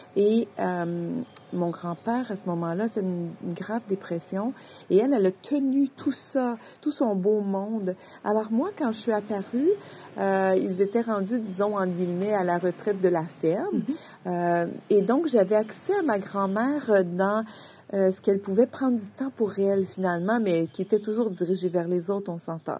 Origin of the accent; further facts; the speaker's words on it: Quebec, Canada; je viens du Québec et ma famille vient d'une région rurale, donc agricole